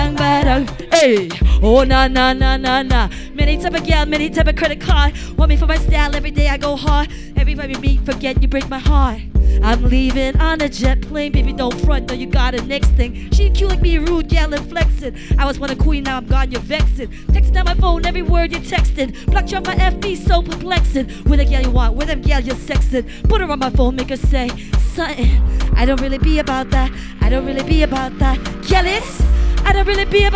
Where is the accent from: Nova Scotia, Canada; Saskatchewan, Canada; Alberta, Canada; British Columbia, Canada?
British Columbia, Canada; Vancouver; moved away as an adult; also born or lived in Los Angeles; now in Singapore; I was born in Singapore, raised in Vancouver, worked